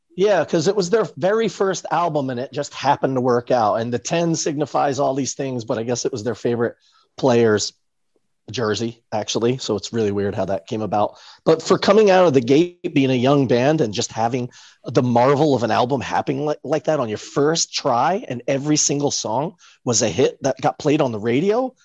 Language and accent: English; New York City, New York, United States; grew up near Broadway